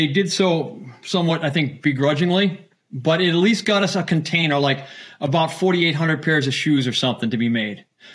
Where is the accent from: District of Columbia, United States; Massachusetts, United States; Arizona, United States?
Massachusetts, United States; Boston; I'm from Boston. We have working family